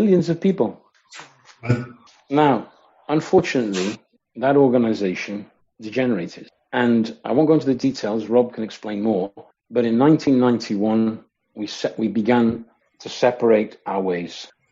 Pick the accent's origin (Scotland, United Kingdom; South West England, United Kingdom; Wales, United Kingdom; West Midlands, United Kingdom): West Midlands, United Kingdom; Coventry; I grew up in Coventry in the Midlands in England.